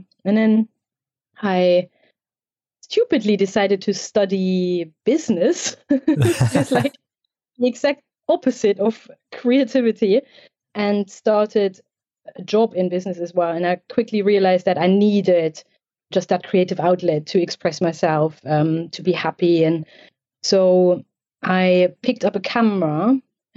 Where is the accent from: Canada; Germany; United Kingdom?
Germany; East Germany; I grew up in East Germany, so a country that doesn't exist anymore, so communist Germany.